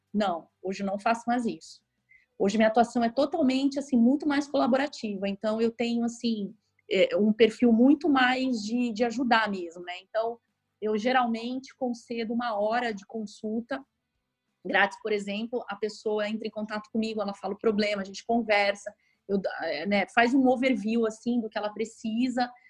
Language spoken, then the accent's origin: Portuguese; São Paulo, Brazil; moved away as an adult; now in Rio de Janeiro, Brazil; eu, na verdade, sou de São Paulo, eu moro no Rio há seis anos